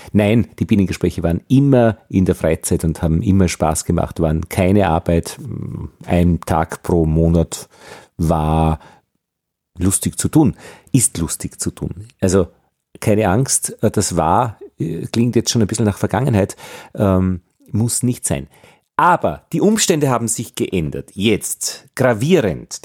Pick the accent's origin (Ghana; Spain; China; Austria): Austria; als Österreicher